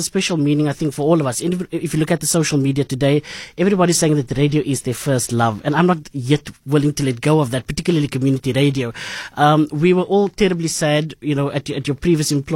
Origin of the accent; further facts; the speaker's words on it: Cape Town, Western Cape, South Africa; I grew up in Bonteville